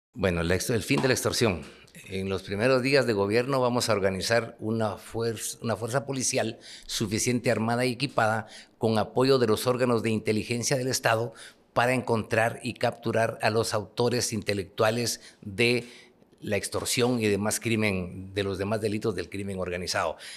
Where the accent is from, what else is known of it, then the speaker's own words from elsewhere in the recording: Huehuetenango, Guatemala; moved away as an adult; also born or lived in Guatemala City; Yo soy un ciudadano, como todos los guatemaltecos, nací en Huehuetenango